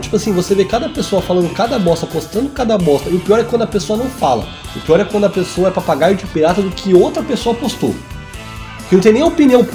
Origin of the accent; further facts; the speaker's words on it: São Paulo, Brazil; Eu morava, cresci na Zona Sul